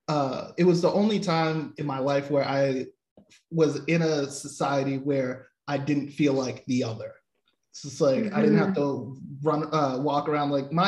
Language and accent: English; Boston, Massachusetts, United States; I come from Boston too